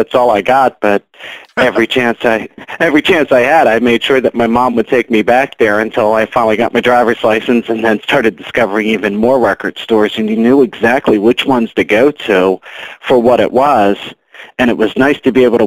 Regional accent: Baltimore, Maryland, United States; grew up in Baltimore, always lived in Baltimore

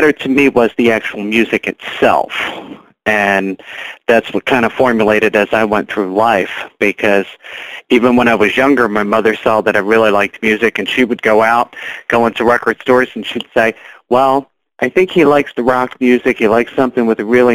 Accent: Baltimore, Maryland, United States; grew up in Baltimore, always lived in Baltimore

